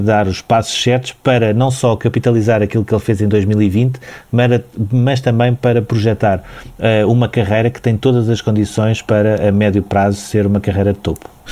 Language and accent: Portuguese; Portugal; enquanto portugueses